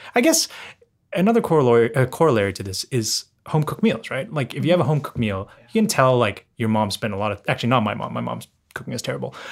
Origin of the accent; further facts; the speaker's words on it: London, United Kingdom; I grew up in London